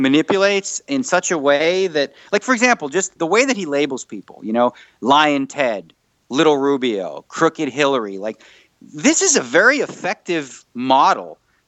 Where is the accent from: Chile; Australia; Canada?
Canada; moved away as an adult; now in Las Vegas, United States; I'm still Canadian